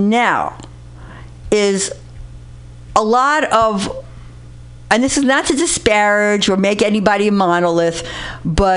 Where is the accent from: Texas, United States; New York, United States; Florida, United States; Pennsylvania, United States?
New York, United States; New York City; I grew up in the Bronx in a very lower working class background.